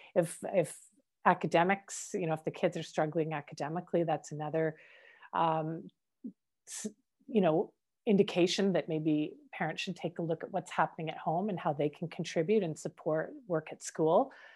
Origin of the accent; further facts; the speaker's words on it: Canada; I'm Canadian born